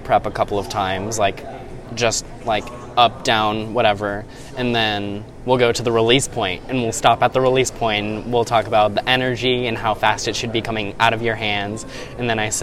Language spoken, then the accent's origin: English; Arvada, Colorado, United States; moved away; I'm from Arvada, Colorado, and went to Arvada High School